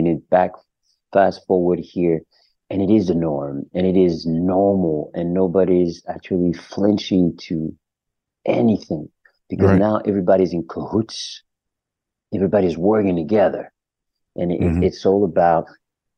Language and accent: English; Paris, Île-de-France, France; moved away; also born or lived in Germany; I grew up in Paris, in the center of Paris, in the 20th part. That's where I grew up